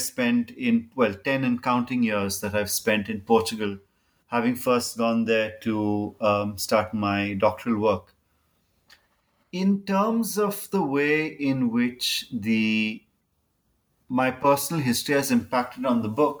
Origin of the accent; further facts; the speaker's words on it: Goa, India; So growing up in Goa in the 80s, when we were in some ways still freshly integrated into India, was not easy.